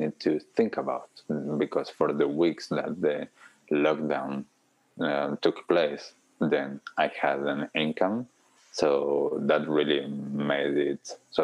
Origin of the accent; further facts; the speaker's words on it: Argentina; now in Auckland, New Zealand; I'm originally from Argentina, and I have family in Argentina, family around Europe.